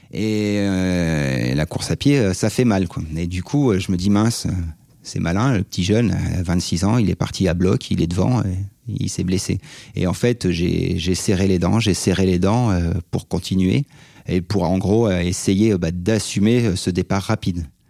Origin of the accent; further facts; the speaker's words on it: Savoie, Auvergne-Rhône-Alpes, France; je suis un Savoyard de 42 ans